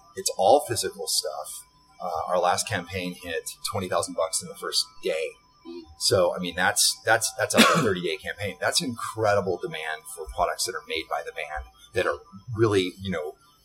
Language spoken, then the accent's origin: English; Bakersfield, California, United States; we're both from Bakersfield